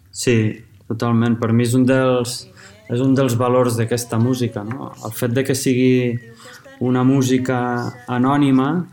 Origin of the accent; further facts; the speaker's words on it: La Seu d'Urgell, Catalonia, Spain; sóc l'únic de la meva família que sóc nascut a la Seu